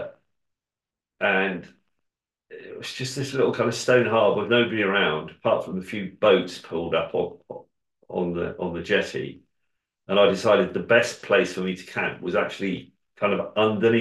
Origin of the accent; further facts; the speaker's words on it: England, United Kingdom; I'm English